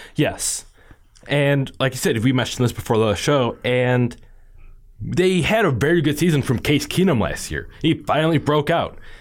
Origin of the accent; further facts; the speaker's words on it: Chicago, Illinois, United States; I grew up in the Chicagoland area